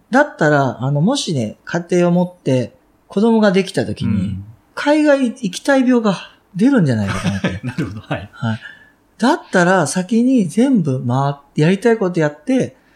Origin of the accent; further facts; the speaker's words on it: Kansai, Japan; accent: Kansai-ben; first language Japanese; also born or lived in Vancouver, Canada; 日本語ですら、関西弁が僕は抜けないわけです。